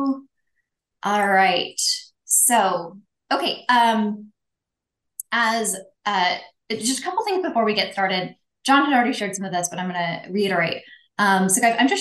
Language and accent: English; Pacific Northwest, United States; moved away as an adult; now in Arizona, United States; I am originally from the Pacific Northwest, currently living my best life in Arizona. So I lived, 36 years in the Pacific Northwest